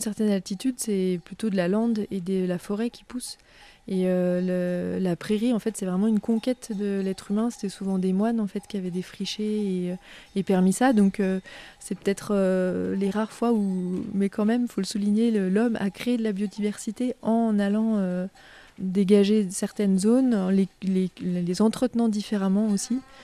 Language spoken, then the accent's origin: French; Lake Annecy, Haute-Savoie, Auvergne-Rhône-Alpes, France; also born or lived in Grenoble; je suis née euh, au bord du lac d'Annecy, donc dans le département de la Haute-Savoie également. Euh, et donc, j'ai grandi euh, à Véry-du-Lac.